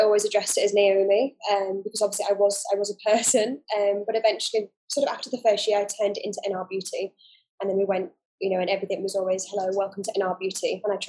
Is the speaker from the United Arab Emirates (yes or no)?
yes; Dubai, United Arab Emirates; also born or lived in United Kingdom; So I actually grew up in the Middle East. I grew up in Dubai. So I've been here for a long time.